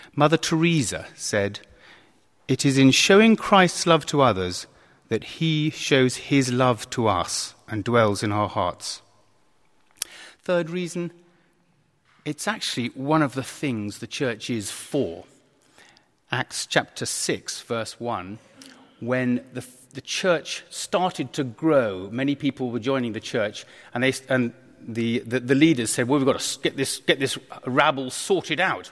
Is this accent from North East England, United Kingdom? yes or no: no; Kent, South East England, United Kingdom; I was brought up in Kent